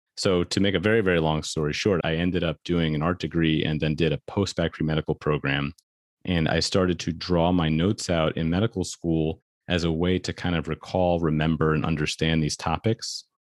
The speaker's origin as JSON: {"language": "English", "town": "New York City", "region": "New York", "country": "United States", "tie": "born or raised there", "said": "I grew up in New York City"}